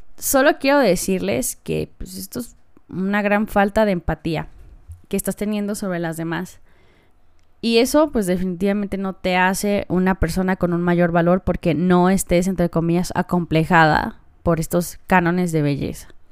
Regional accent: Mexico; como mujer o como niña mexicana

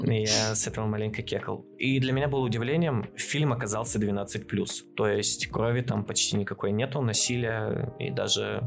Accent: Chelyabinsk Oblast, Russia; я как челябинец

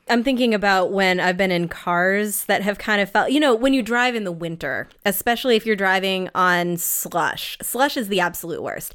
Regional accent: New England, United States; I am from New England

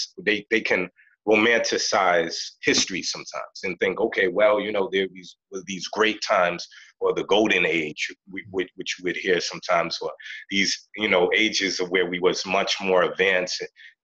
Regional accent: Boston, Massachusetts, United States; I grew up in Boston, in a city called Roxbury, right?

